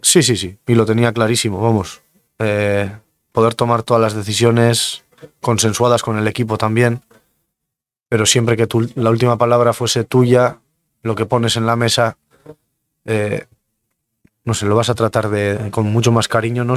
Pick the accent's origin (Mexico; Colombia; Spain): Spain; Mungia, Basque Country; un chico de Munguía que tengo 32 años